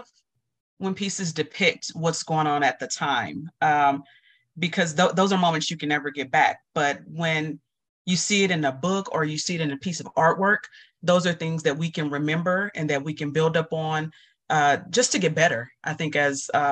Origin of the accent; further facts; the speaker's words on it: Dallas, Texas, United States; as a kid, growing up in Dallas